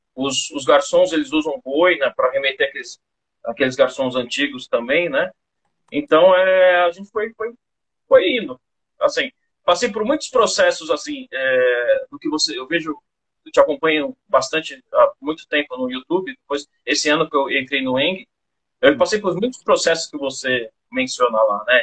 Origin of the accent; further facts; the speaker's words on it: São Paulo, Brazil; moved away as an adult; now in Campo Grande, Brazil; Eu sou de São Paulo. Eu mudei para Campo Grande, que queria fugir um pouco da loucura de São Paulo, eu e minha esposa